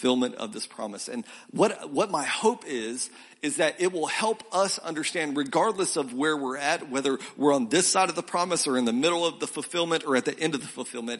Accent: Milton, Florida, United States; also born or lived in South Carolina; now in Columbia, SC, United States; I grew up in a small town called Milton outside of Pensacola

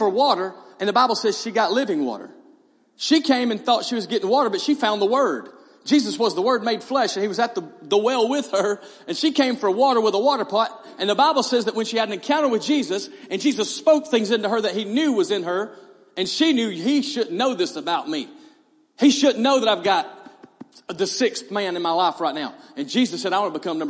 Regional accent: East Hall High School, Georgia, United States; I'm from East Hall High School.

